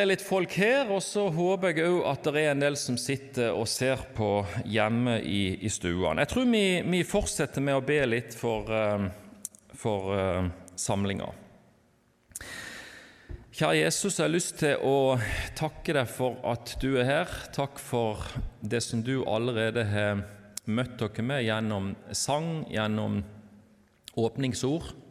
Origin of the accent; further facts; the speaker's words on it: Lyngdal, Agder, Norway; accent: Southern Norwegian; now in Bergen, Norway; Men jeg tror dere hører at jeg er sørlending, kom fra Lyngdal. Men har bodd egentlig i bergensområdet siden 97